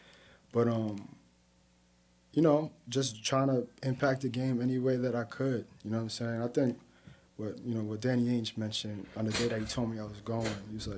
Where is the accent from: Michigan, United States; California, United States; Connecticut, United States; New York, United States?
New York, United States; New York City; I'm from Queens Village